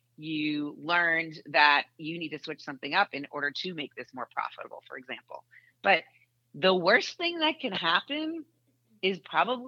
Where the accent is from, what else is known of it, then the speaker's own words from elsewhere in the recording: Boston, Massachusetts, United States; now in Indianapolis, United States; I grew up in Boston.